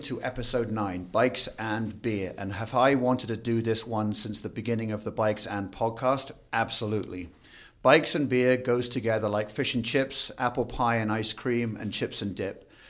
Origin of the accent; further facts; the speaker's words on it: Crantock, South West England, United Kingdom; moved away as an adult; now in Denver, United States; I'm from a tiny cr, village called Crantock, which is down in the southwestern part o, of the U K.